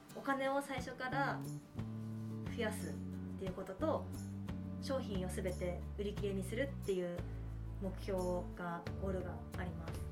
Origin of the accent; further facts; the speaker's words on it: Tomakomai, Hokkaido, Japan; 私も苫小牧です。